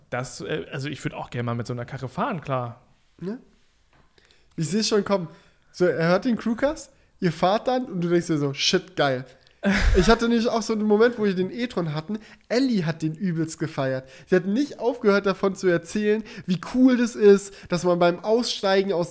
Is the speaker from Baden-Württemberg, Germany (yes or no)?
yes; Böblingen, Baden-Württemberg, Germany; Ja, weil es gibt bei uns in Böblingen, wo ich herkomme, wir haben eine Panzerkaserne